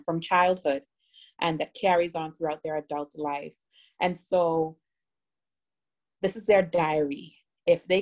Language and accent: English; Bahamas; also born or lived in South Florida; now in Miami, United States; I was born in South Florida, but raised in the Bahamas